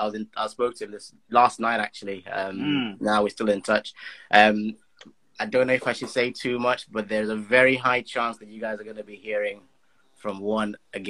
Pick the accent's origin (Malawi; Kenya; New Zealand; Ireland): Malawi; Blantyre, Southern Region; moved away as an adult; also born or lived in Zimbabwe; now in United Kingdom; I grew up in Blantyre, Malawi. My family all from Tanzania. I was born in Zimbabwe, though, so I'm a mixed bag, and I live in the UK now.